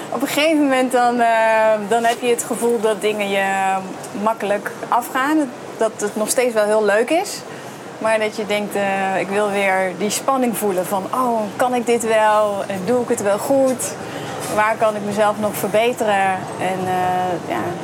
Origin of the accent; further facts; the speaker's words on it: Veghel, North Brabant, Netherlands; moved away; ik kom zelf uit Veghel